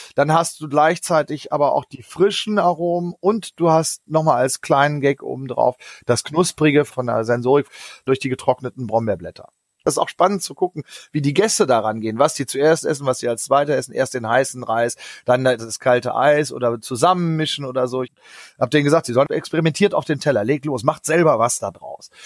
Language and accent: German; Northern Germany, Germany; ich bin in einem kleinen Kaff aufgewachsen in Norddeutschland